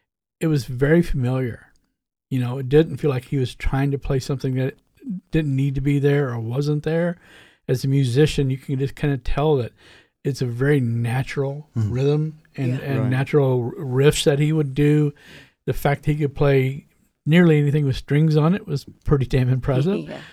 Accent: Bean Blossom, Indiana, United States; I met Slats during the Liar's Bench project. I grew up in Bing Blossom in bluegrass music.

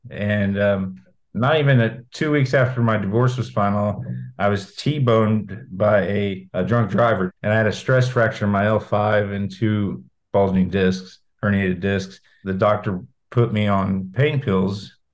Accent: Brown County, Indiana, United States; moved away as an adult; also born or lived in Martinsville / Bloomington / Vincennes / Greenwood; now in Georgia, United States; I live in Georgia now, but I am from Brown County. Um, I, I, graduated in 1997.

